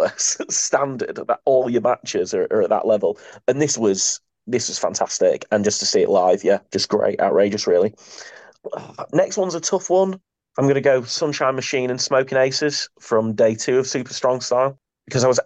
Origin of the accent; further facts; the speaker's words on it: United Kingdom; us as British wrestling fans